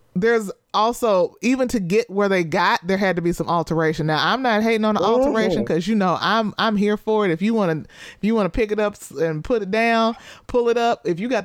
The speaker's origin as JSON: {"language": "English", "region": "the South", "country": "United States", "said": "I don't know if it's because I'm from the South and I feel like Southern people be real specific about their light skin."}